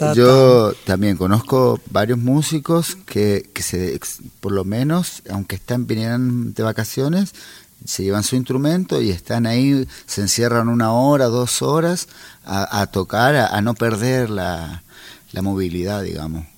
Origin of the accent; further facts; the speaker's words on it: Chile; moved away as an adult; also born or lived in Santiago; yo salí de Chile por tierra